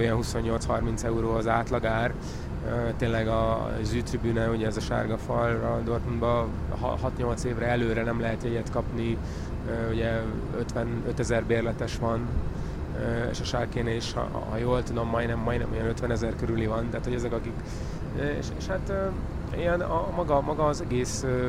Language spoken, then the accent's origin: Hungarian; Hungary; magyar, magyarként, vagy ugye magyarországi háttérrel